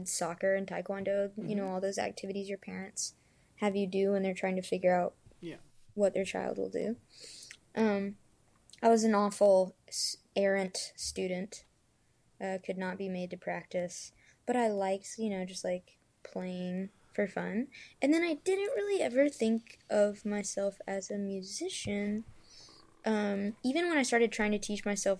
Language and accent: English; Memphis, Tennessee, United States; now in Nashville, United States; I am from Memphis, and I'm currently living in Nashville